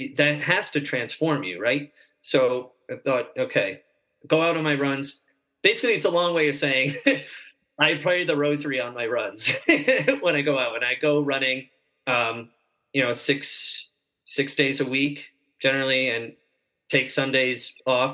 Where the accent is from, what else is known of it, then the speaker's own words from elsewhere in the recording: Fredericksburg, Virginia, United States; I was born in Fredericksburg, Virginia